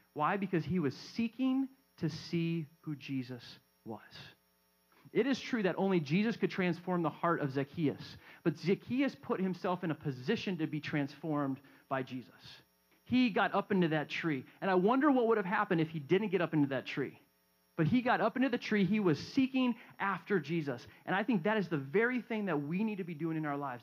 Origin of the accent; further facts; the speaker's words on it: Southern California, United States; growing up in Southern California